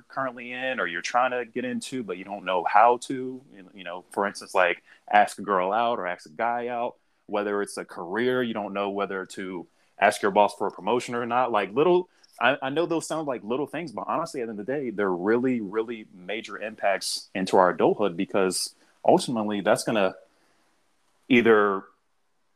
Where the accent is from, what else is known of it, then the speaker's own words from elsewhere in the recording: the South, United States; growing up in the South